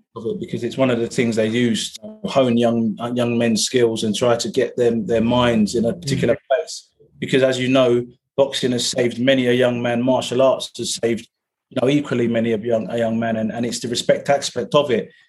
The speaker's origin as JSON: {"language": "English", "region": "London", "country": "United Kingdom", "tie": "born or raised there", "also_born_or_lived": "Coventry", "said": "I was born in Coventry, but then I, uh, my mother moved to uh, to London to Battersea, uh, and that's where I grew up. Grew up in Battersea"}